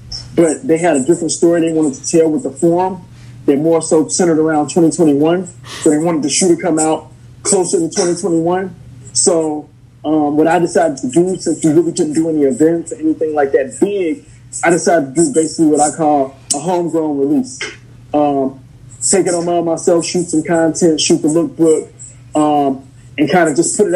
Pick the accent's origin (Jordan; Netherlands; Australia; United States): United States; Chicago, Illinois; also born or lived in Kansas; I was born in Chicago, but I lived with my mom in Kansas, so I was 10. Then I moved back to Chicago to stay with my dad